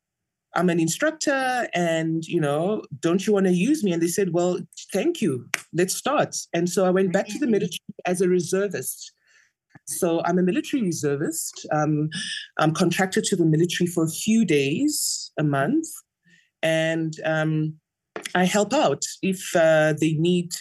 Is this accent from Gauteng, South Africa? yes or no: no; Mahikeng, North West, South Africa; I grew up in Mafeking